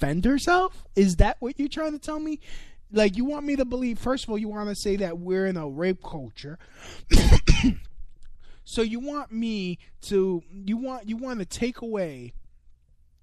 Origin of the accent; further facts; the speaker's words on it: New York City, New York, United States; my hometown, New York City